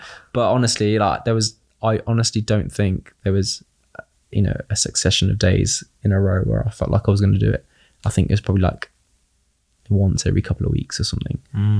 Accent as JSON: {"language": "English", "country": "United Kingdom", "accent": "British", "said": "Now you just get my British accent."}